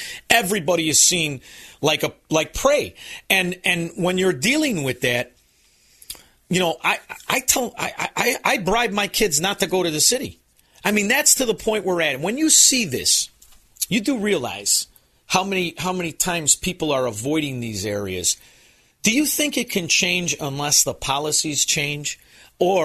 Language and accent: English; Chicago, Illinois, United States; also born or lived in Melrose Park, Illinois; now in Florida, United States; I'm from Chicago.